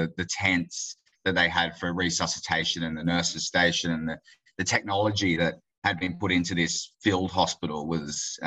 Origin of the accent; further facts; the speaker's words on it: Queensland, Australia; moved away as an adult; now in Papua New Guinea; we're from Queensland